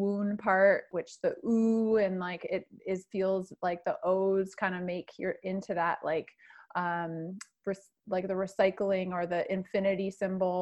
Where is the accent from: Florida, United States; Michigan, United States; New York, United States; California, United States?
Michigan, United States; moved away; I'm originally from Michigan